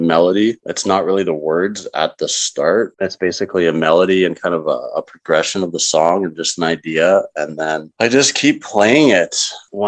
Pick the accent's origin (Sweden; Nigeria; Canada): Canada; Calgary, Alberta; also born or lived in Toronto / Vancouver; I was born and raised in Calgary, so it's home